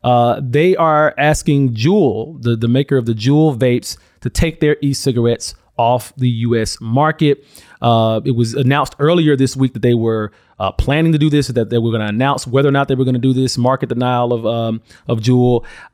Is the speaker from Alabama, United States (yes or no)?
yes; Alabama, United States; I'm from Alabama